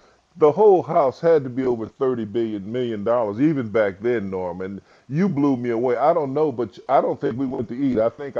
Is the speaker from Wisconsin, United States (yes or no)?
yes; Racine, Wisconsin, United States; I'm from Racine, Wisconsin. You know, I still had straw in my hair.